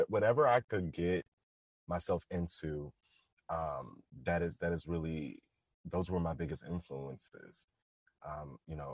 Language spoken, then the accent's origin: English; Waldorf, Maryland, United States; I grew up in Southern Maryland